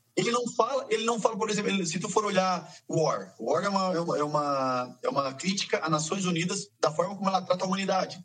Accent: south of Santa Catarina, Brazil; A gente é aqui do sul de Santa Catarina

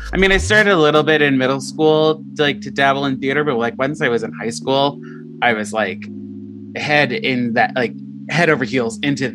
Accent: Long Island, New York, United States; I grew up on Long Island, which is not that far away from Manhattan

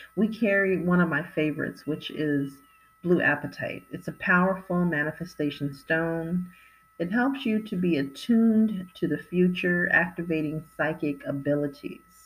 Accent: California, United States; I was raised in California

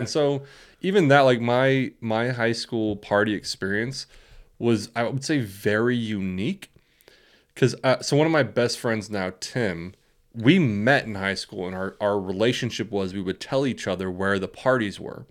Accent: West Coast, United States; we grew up on the West Coast

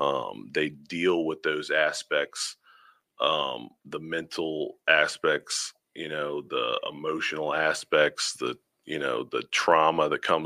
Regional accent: Virginia, United States; I grew up in a military family, so I'm from a little of everywhere, but since I was about 12 years old, I've been in the state of Virginia.

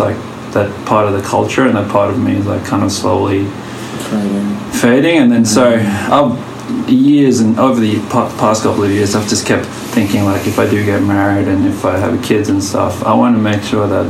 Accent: Australia; also born or lived in Vanuatu; I'm from Australia/Vanuatu

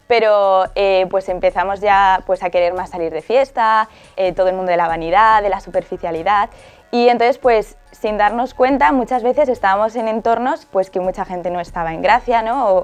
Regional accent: Alcalá de Henares, Community of Madrid, Spain; tengo 20 años, soy de Alcalá de Henares

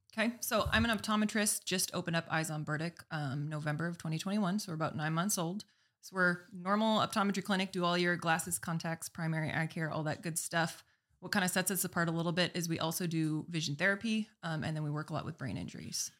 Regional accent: Minot, North Dakota, United States; also born or lived in Arizona; bring it back to my hometown

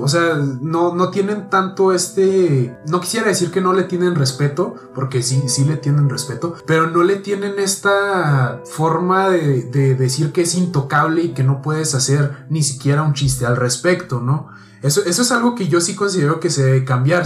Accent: Mexico; nos identifican como mexicanos fuera del país

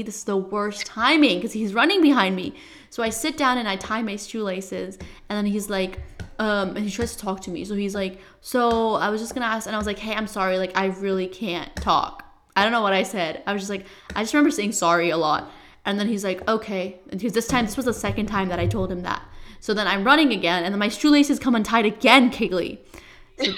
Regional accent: Nepal; moved away; I'm from Nepal.

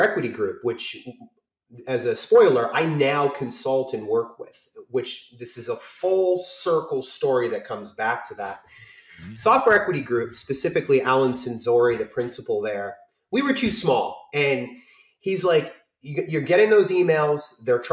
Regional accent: Maine, United States; I'm from Maine

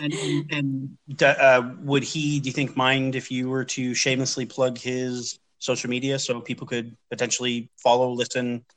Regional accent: London, Ontario, Canada; moved away as an adult; also born or lived in Montreal; now in Ottawa, Canada; I live, I'm from London, Ontario

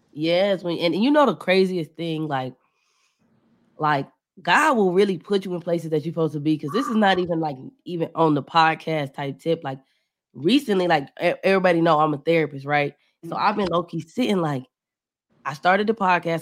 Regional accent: Cleveland, Ohio, United States; moved away as an adult; now in Atlanta, United States; I'm from Cleveland, but I recently moved to Atlanta

